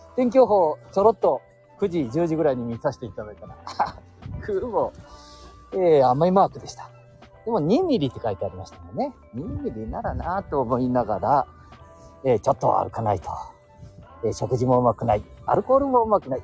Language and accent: Japanese; Chita area, Aichi, Japan; 私たちの地元にはね、いい酒蔵がよくある